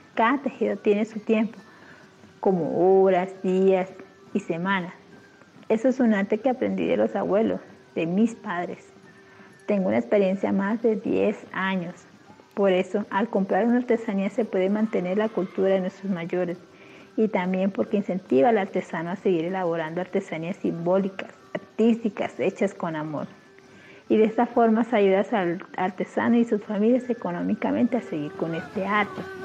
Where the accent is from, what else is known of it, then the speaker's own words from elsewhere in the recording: Santiago, Putumayo, Colombia; soy de Santiago Putumayo, perteneciente a la comunidad Inga